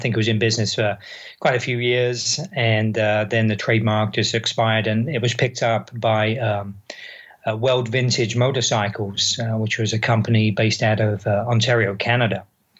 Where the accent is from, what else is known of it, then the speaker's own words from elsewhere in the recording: London, United Kingdom; now in Southern Oregon, United States; I live in Southern Oregon, originally from London, England